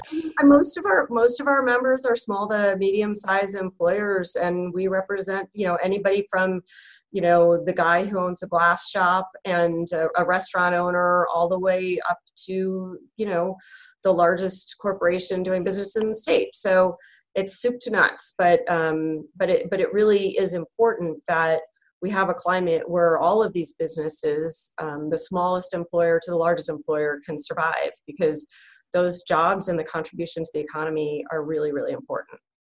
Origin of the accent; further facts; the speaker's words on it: Syracuse, New York, United States; we actually had the Village Voice delivered to our house in Syracuse